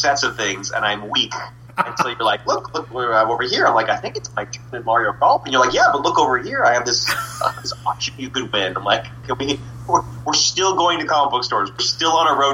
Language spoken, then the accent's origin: English; Toronto, Ontario, Canada; we're from Toronto